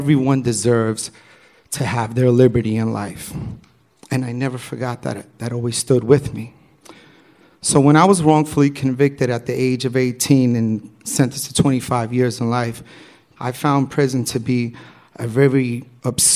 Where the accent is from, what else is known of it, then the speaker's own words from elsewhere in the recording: New York City, New York, United States; growing up in New York City, I grew up as a b-boy.